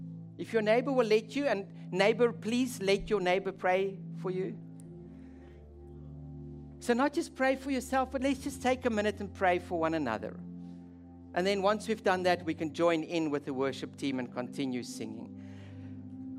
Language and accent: English; South Africa; now in Netherlands; but I'll tell you what we call it where I grew up in South Africa.